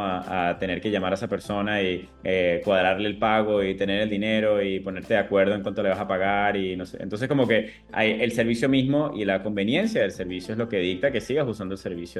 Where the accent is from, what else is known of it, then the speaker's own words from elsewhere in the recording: Venezuela; moved away as an adult; now in United States; Siendo venezolano en esa época